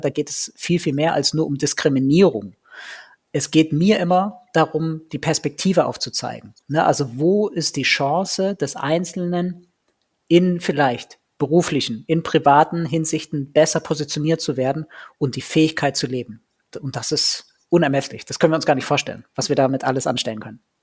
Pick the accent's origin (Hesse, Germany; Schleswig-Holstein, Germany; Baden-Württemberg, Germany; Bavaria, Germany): Baden-Württemberg, Germany; Ulm; ich bin in Ulm geboren